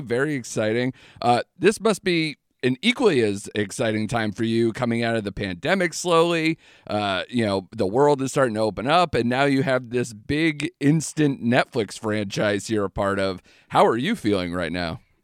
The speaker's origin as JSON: {"language": "English", "region": "Connecticut", "country": "United States", "said": "I'm from Connecticut"}